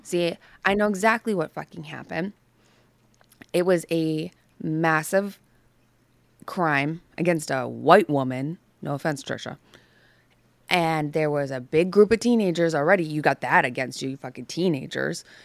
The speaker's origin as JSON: {"language": "English", "region": "the North", "country": "United States", "tie": "born or raised there", "moved": "yes", "said": "I grew up in the North"}